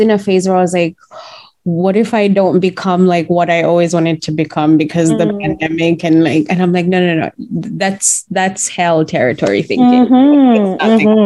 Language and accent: English; Uganda; I grew up in Uganda